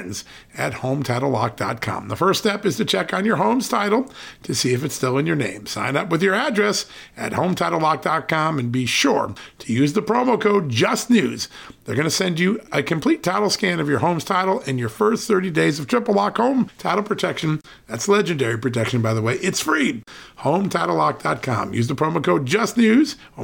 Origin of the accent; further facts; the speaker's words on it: Connecticut, United States; now in Virginia, United States; the state I grew up in, Connecticut